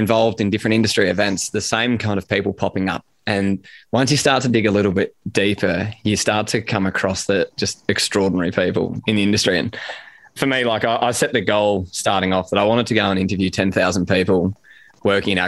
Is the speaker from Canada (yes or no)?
no; Sydney, New South Wales, Australia; I grew up in Sydney, which we might touch on, but I grew up in Sydney